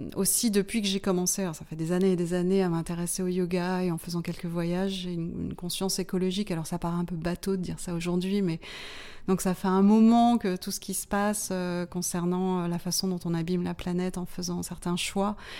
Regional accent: Martinique; moved away as an adult; now in France; j'ai été élevée pendant mon enfance aux Antilles, à la Martinique.

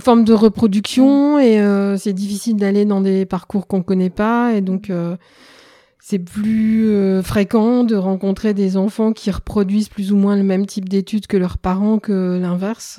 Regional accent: Roubaix, Hauts-de-France, France; also born or lived in Lyon; j'ai grandi à Roubaix

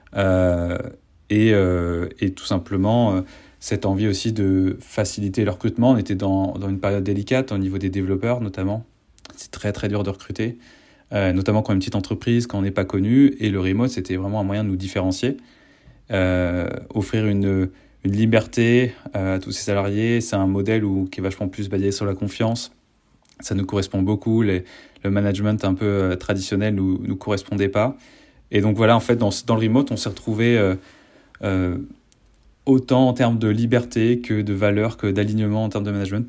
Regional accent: Rennes, Brittany, France; moved away; je suis de Rennes

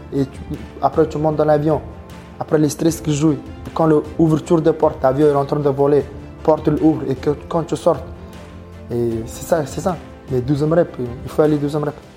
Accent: Mongolia; French is a second language; moved away as an adult; now in Calvi, France; je viens de Mongolie

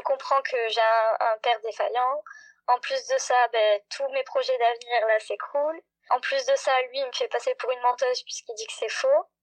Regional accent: Montpellier, Occitania, France; très loin de chez moi à Montpellier

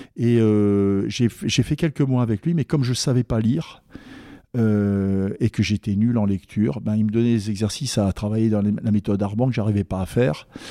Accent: a small village 70 km from Strasbourg, in the Vosges, Grand Est, France; moved away; also born or lived in Paris / United States; Je suis originaire de Strasbourg. Enfin, un petit village à 70 km de Strasbourg, dans les Vosges

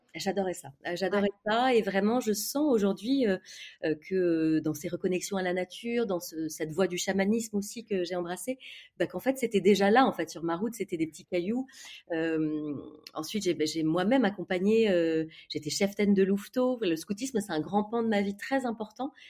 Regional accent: Ville-d'Avray, Île-de-France, France; also born or lived in Toulon; j'ai grandi dans le 92, dans les Hauts-de-Seine, en banlieue

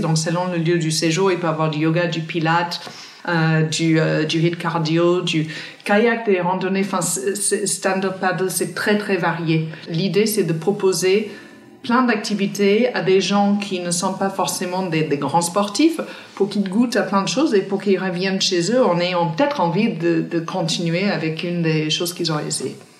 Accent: countryside near Cork, Munster, Ireland; French is a second language; moved away as an adult; now in Paris, France; je viens d'une ville dans le sud-ouest euh, d'Irlande qui s'appelle Cork. Enfin, je viens même pas de Cork, je viens de la, campagne profonde, à 25 minutes de Cork

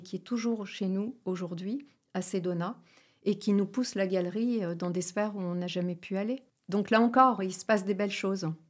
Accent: Ch'ti, Hauts-de-France, France; je suis ch'ti

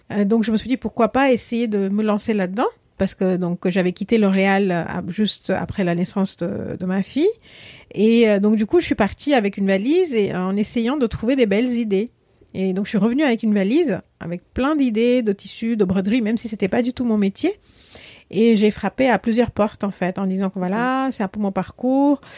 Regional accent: India; French is a second language; moved away as an adult; now in Paris, France; en Inde aussi, ce qui est important à savoir, c'est qu'on ne parle pas une langue. On parle plusieurs langues parce qu'on parle la langue nationale qui est hindi et souvent on parle notre langue maternelle

